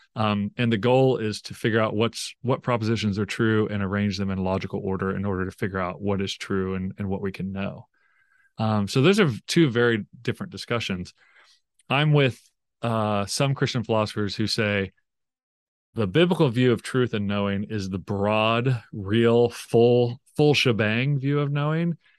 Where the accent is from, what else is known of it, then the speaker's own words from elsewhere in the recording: Tulsa, Oklahoma, United States; I grew up in Tulsa, Oklahoma